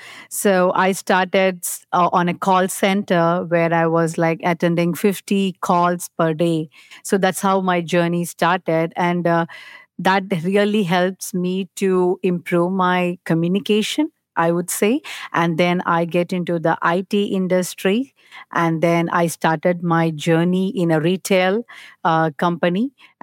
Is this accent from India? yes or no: yes; India; English is a second language; now in United States; After I moved from India to US